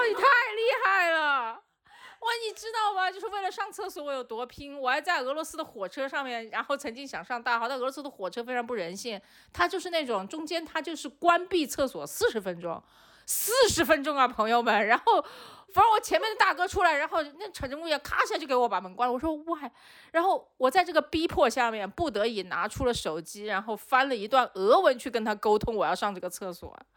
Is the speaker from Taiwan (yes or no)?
no; China; 作为一个中国人